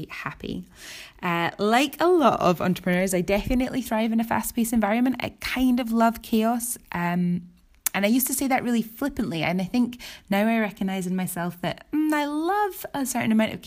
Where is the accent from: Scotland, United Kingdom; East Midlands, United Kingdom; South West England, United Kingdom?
Scotland, United Kingdom; Edinburgh; I come from Edinburgh, Scotland